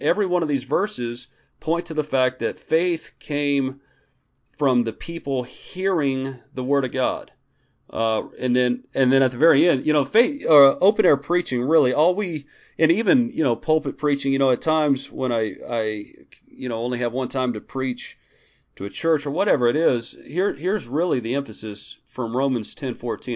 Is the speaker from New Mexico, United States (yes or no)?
yes; Clovis, New Mexico, United States; moved away; I was actually in Clovis, New Mexico for, um, probably sixteen or seventeen days, but it's, it's a little easier because that's my hometown and Tasha's hometown